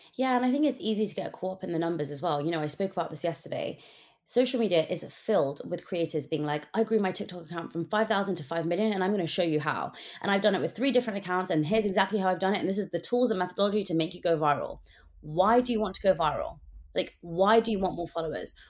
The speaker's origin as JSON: {"language": "English", "country": "United Kingdom", "tie": "born or raised there", "said": "growing up as a British South Asian girl in the U K"}